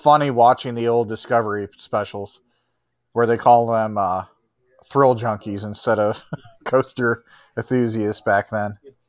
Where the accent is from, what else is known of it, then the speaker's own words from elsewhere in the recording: Chicago, Illinois, United States; I grew up in the Chicagoland area